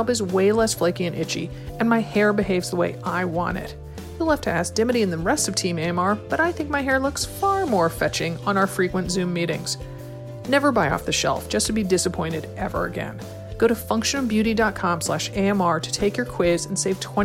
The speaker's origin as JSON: {"language": "English", "region": "Connecticut", "country": "United States", "tie": "born or raised there", "moved": "yes", "lives_now": "Oregon, United States", "said": "growing up in Connecticut"}